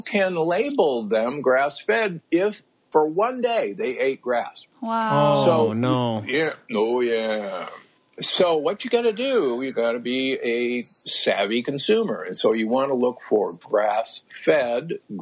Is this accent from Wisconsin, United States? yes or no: no; Omaha, Nebraska, United States; moved away; also born or lived in Loma Linda; I grew up in Omaha, Nebraska.